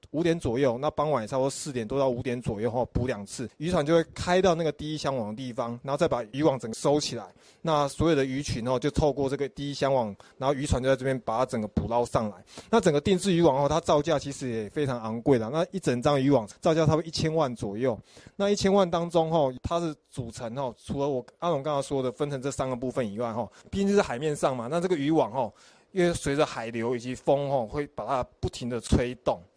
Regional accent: Hualien County, Taiwan; 我们花莲这边的海域

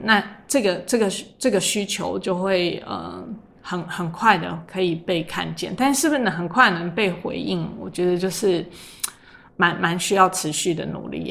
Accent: Luzhou, New Taipei, Taiwan; 我从小在泸州长大，可是我从念高中我就是往台北跑，然后后来，呃，到这个台大公馆

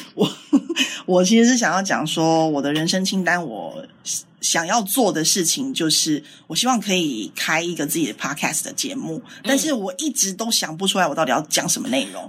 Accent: Taiwan; 我们台湾人

